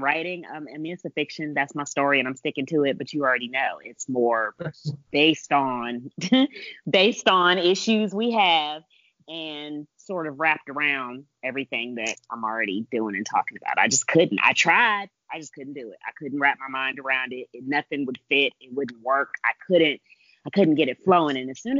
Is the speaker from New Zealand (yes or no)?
no; Germany; born there; And I was born in Germany.